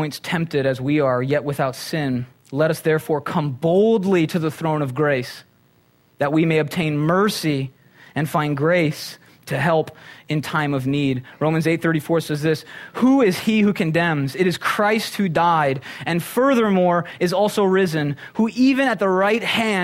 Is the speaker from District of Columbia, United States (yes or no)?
no; Minnesota, United States; now in Conejo Valley, United States; I'm from Minnesota